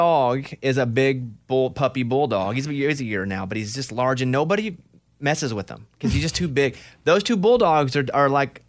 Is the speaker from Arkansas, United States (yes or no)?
yes; Arkansas, United States; I'm from Arkansas.